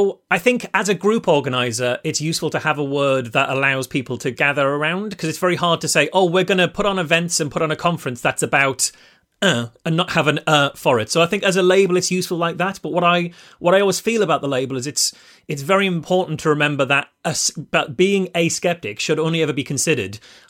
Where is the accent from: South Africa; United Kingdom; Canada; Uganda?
United Kingdom; North East England; moved away as an adult; now in Liverpool, United Kingdom; I've lived in Liverpool for 20 years, but I was originally from the Northeast